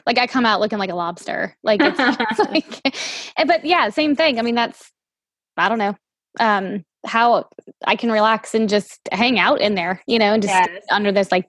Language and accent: English; New Orleans, Louisiana, United States; my husband and I are from New Orleans